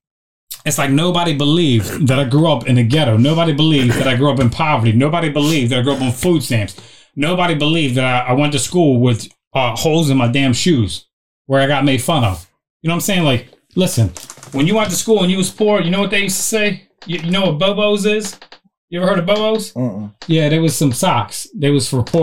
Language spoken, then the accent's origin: English; Baltimore, Maryland, United States; also born or lived in Florida / West Virginia; as a child growing up on Curly Street